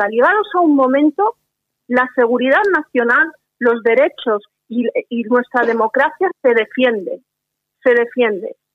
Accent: Catalonia, Spain; como, como catalana española que soy

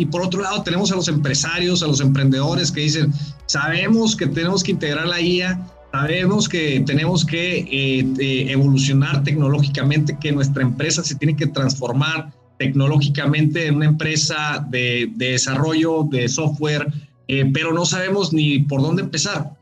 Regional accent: Mexico

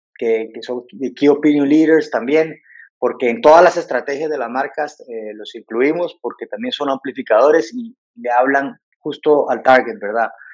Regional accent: Costa Rica; moved away as an adult; also born or lived in London; now in Mexico; soy de, originario de Costa Rica y me formé en, en Londres

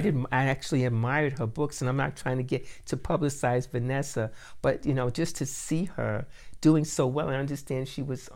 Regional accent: New York City, New York, United States; now in Dayton, United States; I'm a New Yorker

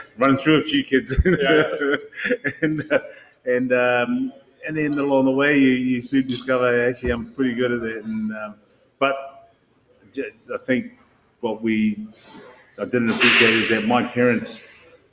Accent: New Zealand; also born or lived in Samoa; when you're growing up as someone who grew up in New Zealand, you didn't know whether you're a Samoan or a New Zealander.

